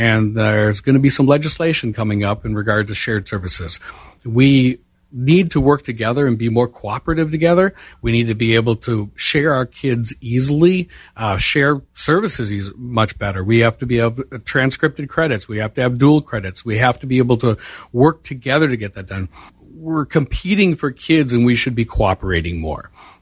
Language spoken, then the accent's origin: English; Whitehall, Wisconsin, United States; I grew up in Whitehall